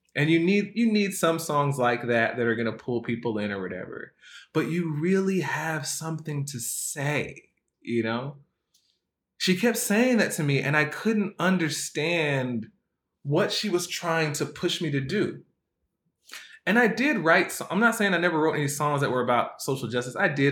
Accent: United States; also born or lived in Jamaica (ancestry); growing up in America, as you know, growing up as a, having a Black American experience

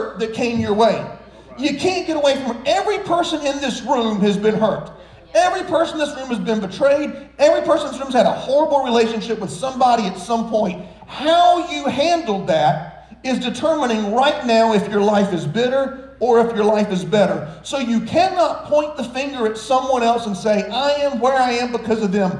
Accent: Florence, South Carolina, United States; now in Myrtle Beach, United States; I grew up here in Myrtle Beach, but we moved here when I was like 11 or 12. So as a child, we lived in Florence, South Carolina

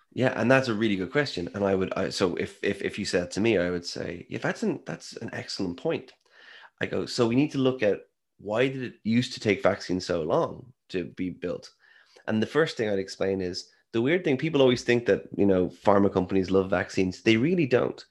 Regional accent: Ireland; I am Irish.

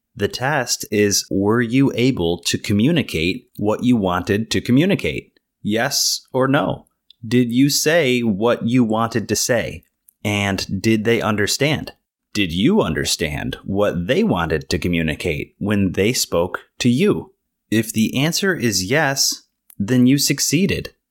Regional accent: United States; I was born and raised here in the United States in a relatively small town

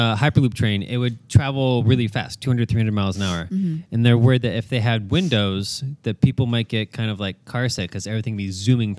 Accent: Portland, Oregon, United States; I'm also from Portland, and our closest city, like football city, is Seattle, just a few hours away.

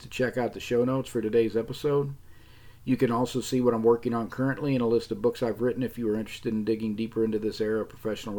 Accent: St. Louis, Missouri, United States; what I grew up on in St. Louis

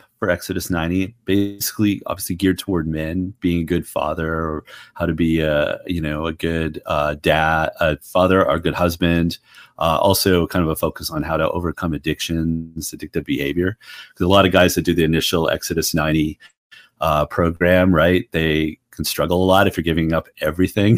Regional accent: Ottawa, Ontario, Canada; moved away as an adult; now in United States; I'm originally from Ottawa, Canada

